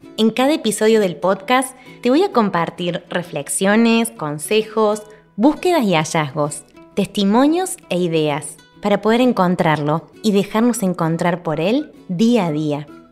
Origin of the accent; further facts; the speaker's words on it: Argentina; mi país, en Argentina